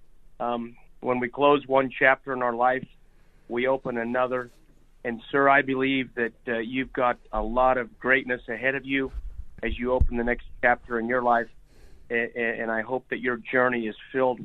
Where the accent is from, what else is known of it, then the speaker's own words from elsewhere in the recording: Akron, Colorado, United States; My hometown is Akron. We're 130 miles from Denver out in the Northeast Plains. And I've been out on that ranch since 1969.